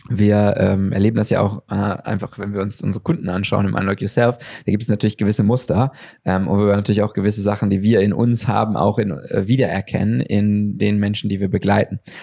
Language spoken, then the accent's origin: German; Germany; als Deutsche